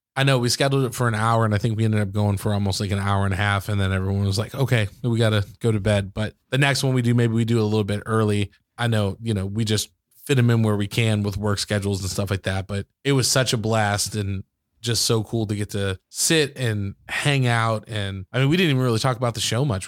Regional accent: Michigan, United States; I grew up in Michigan, so, like, most of the basements there are finished

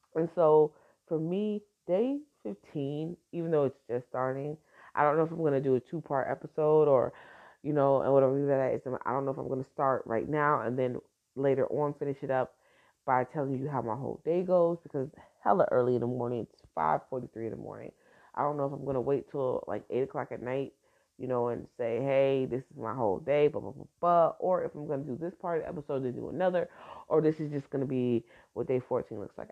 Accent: Newark, New Jersey, United States; I'm from Brick City, baby. Now I was born in Brick City. I was I was raised in Jersey

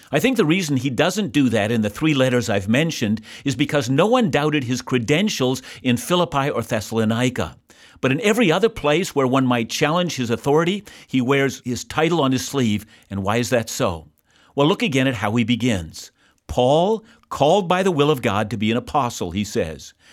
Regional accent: Canada; I'm a Canadian, and I'm deeply thankful to be a citizen of this country.

